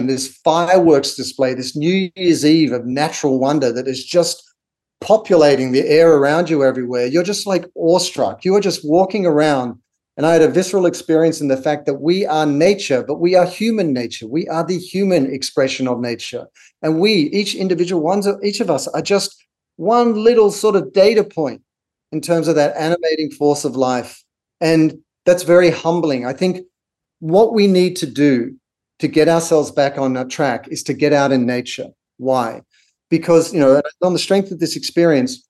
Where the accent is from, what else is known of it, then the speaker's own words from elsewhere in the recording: Australia; moved away; growing up in Australia with Aboriginal cultures